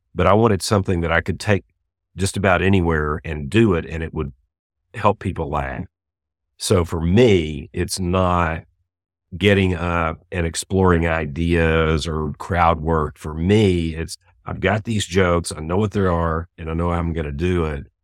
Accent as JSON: {"language": "English", "town": "Houston", "region": "Texas", "country": "United States", "tie": "born or raised there", "lives_now": "Dallas, United States", "said": "I was born and raised in Houston"}